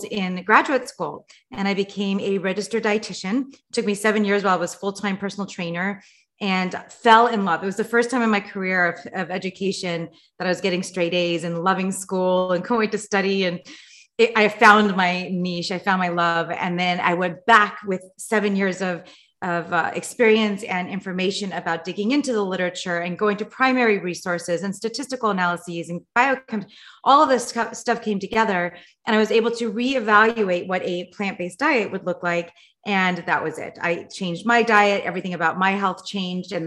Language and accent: English; Los Angeles, California, United States; I grew up in Los Angeles